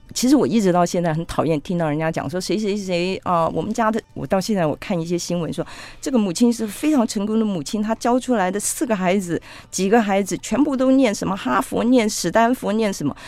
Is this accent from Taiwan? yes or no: yes; Taipei, Taiwan; first language Cantonese; Chinese is a second language; also born or lived in Hong Kong; 因为我出生在香港，我来到台湾的时候，其实我是不会讲国语的